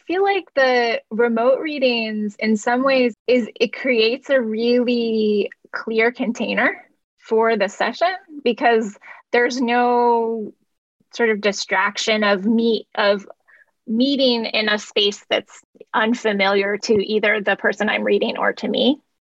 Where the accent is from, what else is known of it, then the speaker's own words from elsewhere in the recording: Vermont, United States; I grew up on the East Coast uh, in Vermont